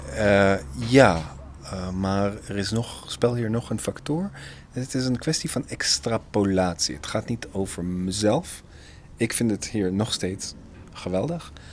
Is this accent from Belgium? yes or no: no; Haifa, Haifa District, Israel; Dutch is a second language; moved away as an adult; now in Netherlands; mijn eigen geboorteplek, Haifa